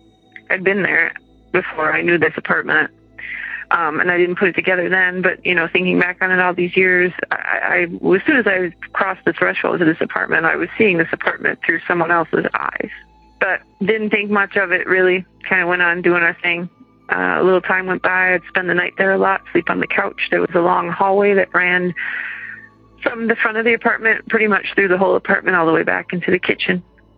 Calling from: Madison, Wisconsin, United States; I'm calling from Madison, Wisconsin.

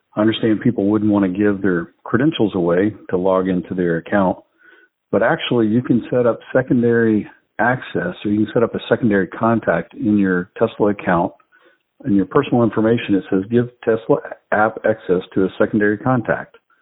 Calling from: Atlanta, Georgia, United States; I'm calling from the Atlanta area.

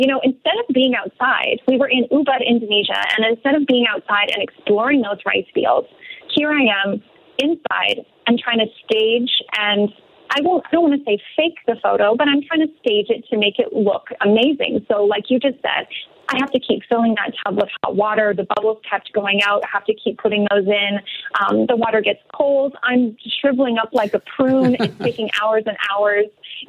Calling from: Mexico; And right now I'm calling in from Mexico.

